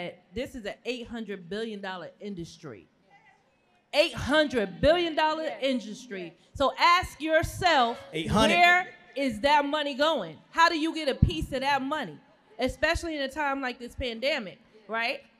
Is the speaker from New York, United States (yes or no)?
yes; New York City, New York, United States; I'm from Brooklyn